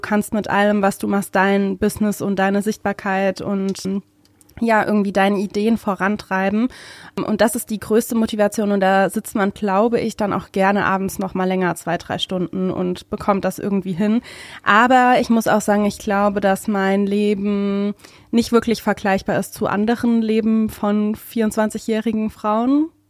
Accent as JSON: {"language": "German", "region": "Hesse", "country": "Germany", "moved": "as an adult", "lives_now": "Berlin, Germany", "said": "Ich bin keine echte Berlinerin leider, sondern aus Hessen und bin vor vier Jahren jetzt genau nach Berlin gekommen"}